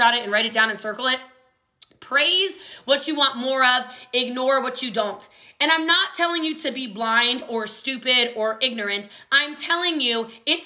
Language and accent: English; Hawaii, United States; I'm Hawaiian